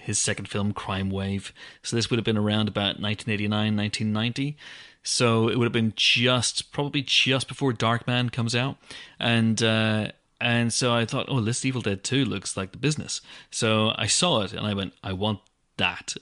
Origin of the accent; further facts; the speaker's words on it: Banbridge, Northern Ireland, United Kingdom; my hometown of Banbridge in Northern Ireland